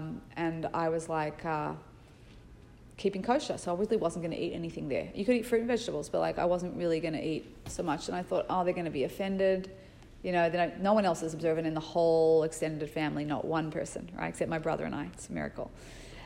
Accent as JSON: {"language": "English", "town": "Sydney", "region": "New South Wales", "country": "Australia", "moved": "yes", "said": "I was from Sydney, Australia"}